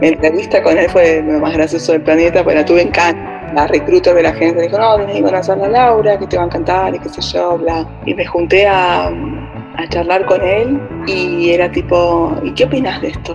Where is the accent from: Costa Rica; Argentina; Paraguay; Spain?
Argentina; Buenos Aires; moved away as an adult; also born or lived in London; now in Amsterdam, Netherlands; nací en Buenos Aires, ciudad grande, viví en Londres, otra ciudad grande